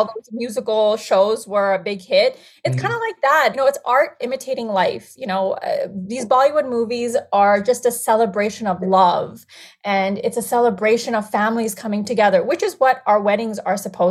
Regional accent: Chittagong Division, Bangladesh; also born or lived in United States; now in Canada; growing up in Bangladesh was an special experience.

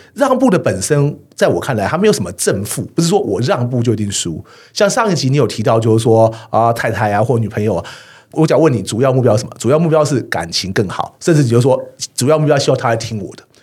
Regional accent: Taiwan; 我们台湾人

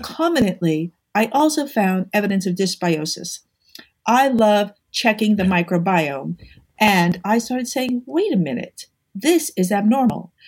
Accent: New York, United States; I'm a New Yorker.

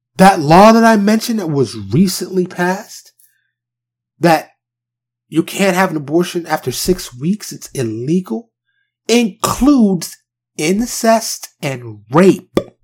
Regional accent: New York City, New York, United States; now in Texas, United States; I am from New York, born and raised in New York City. but I currently reside in Texas.

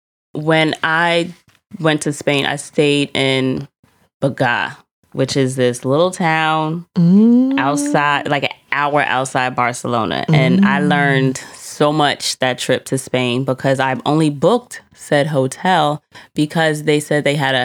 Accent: New York City, New York, United States; I'm from Queens, though. Everybody swear I'm from Brooklyn.

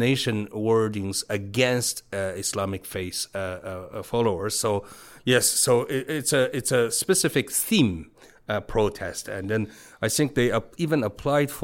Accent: Beijing, China; English is a second language; moved away as an adult; now in Taiwan; I was born and raised in Beijing in Hepingli area.

